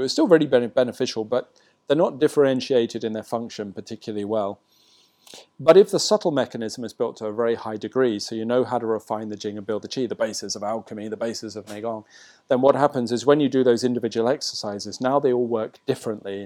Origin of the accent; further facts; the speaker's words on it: England, United Kingdom; now in Bali, Indonesia; I'm English